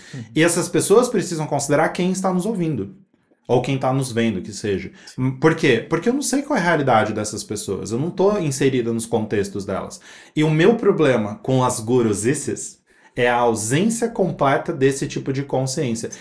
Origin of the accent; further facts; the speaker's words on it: São Paulo, Brazil; Eu vim da Zona Leste de São Paulo